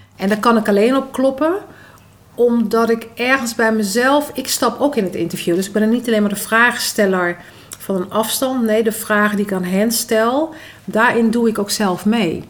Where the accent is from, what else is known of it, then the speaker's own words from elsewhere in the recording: Netherlands; also born or lived in Maluku (ancestry); Ik ben opgegroeid in de Molukse cultuur en in de Nederlandse cultuur